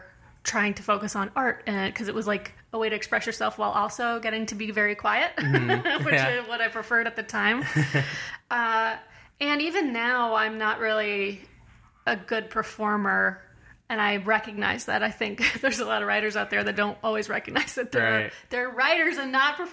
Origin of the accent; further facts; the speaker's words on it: Daytona Beach, Florida, United States; I'm from Daytona Beach, Florida